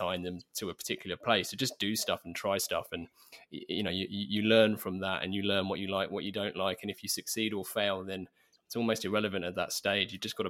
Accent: United Kingdom; I suppose as a Brit, that really stands out.

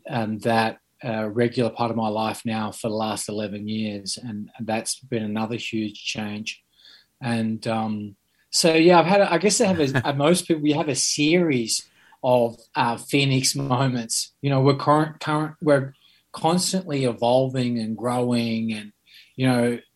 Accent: Sydney, New South Wales, Australia; I grew up in Sydney

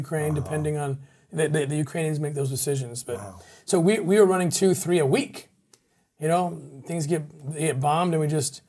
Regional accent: Netherlands; English is a second language; I'm like, I'm a Dutch, I'm from Holland, I'm just getting, helping.

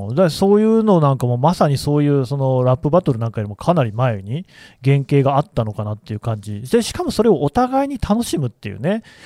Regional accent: Aichi, Japan; 私も愛知県出身

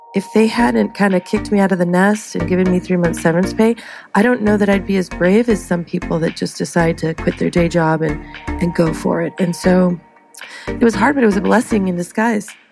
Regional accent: San Diego, California, United States; now in Long Beach, United States; I was born and raised in San Diego, California, and uh, came up here for college and I guess never left

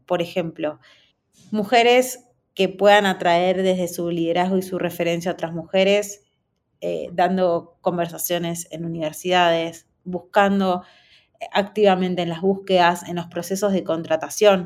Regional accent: Argentina; Yo soy de Argentina, estudié en una universidad de tecnología en Buenos Aires

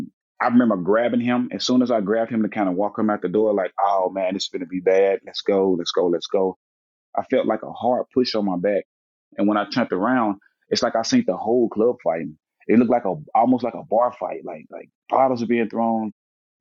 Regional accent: Jackson, Tennessee, United States; I grew up in Jackson, Tennessee, a town an hour outside of Memphis, Tennessee

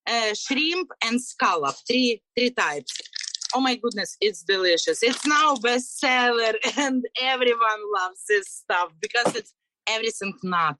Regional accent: Kyiv Oblast, Ukraine; English is a second language; moved away as an adult; now in Flagler Beach, United States; we're both from Ukraine.

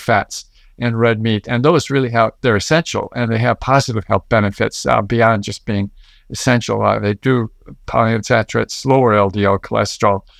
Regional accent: Midwest, United States; I grew up in the Midwest

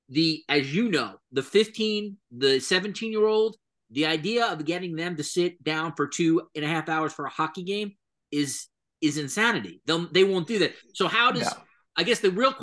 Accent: United States; as an American

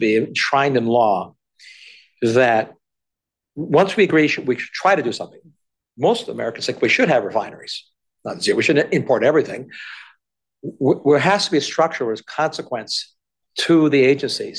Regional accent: Canada; I'm a Canadian

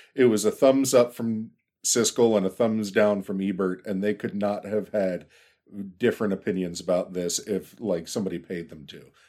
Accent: Pittsburgh, Pennsylvania, United States; my hometown of Pittsburgh

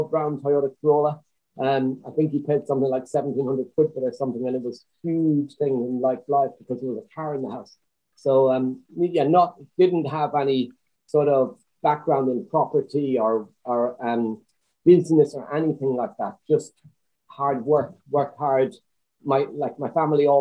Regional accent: Swinford, Connacht, Ireland; now in United Kingdom; I grew up in Swinford

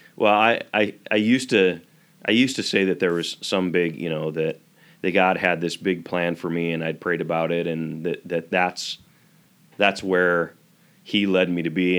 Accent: eastern Washington, United States; also born or lived in Spokane, Washington / Odessa, Washington / LaCrosse, Washington / Lacey, Washington; I grew up in eastern Washington. I was born in Spokane.

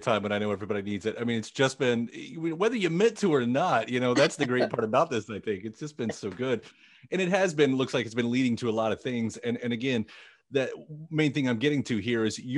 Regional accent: rural Kentucky, United States; I'm from the sticks of Kentucky

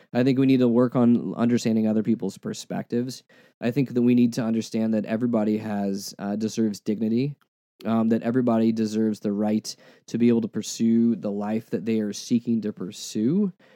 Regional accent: United States; we are American

